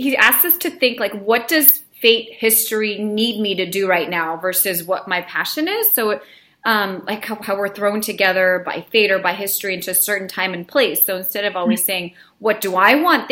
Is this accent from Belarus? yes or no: yes; Belarus; now in United States; I was born in Belarus, so I'm, you know, was an immigrant with my family